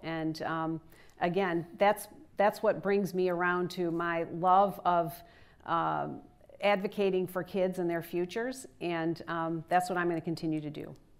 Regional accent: Michigan, United States; it's in Michigan, my home state

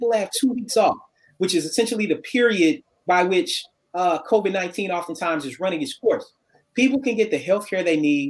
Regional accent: Murfreesboro, Tennessee, United States; moved away as an adult; also born or lived in Memphis, Tennessee; I was born in Murfreesboro, Tennessee, a little bit south of Nashville

